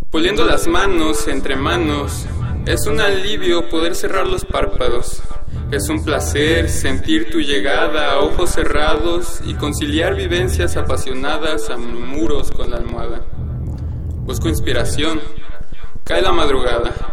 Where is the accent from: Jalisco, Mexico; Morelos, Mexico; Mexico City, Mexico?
Mexico City, Mexico; Iztapalapa; born there; tengo 22 años y nací en Iztapalapa, aquí en, la Ciudad de México.